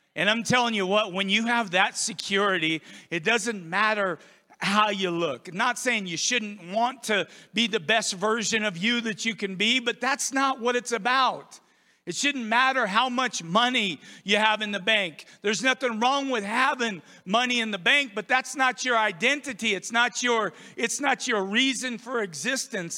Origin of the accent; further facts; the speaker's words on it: United States; now in Idaho, United States; I grew up on the Columbia River. Every single day I was in that river or on the river